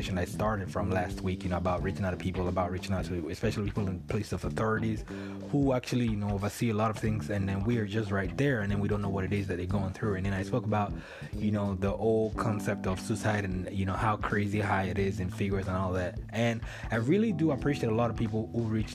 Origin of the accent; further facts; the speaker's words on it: Nigeria; moved away; I'm Nigerian